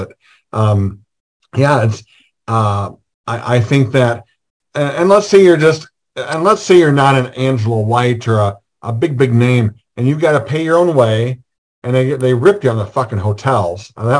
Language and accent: English; Midwest, United States; We're from the Midwest.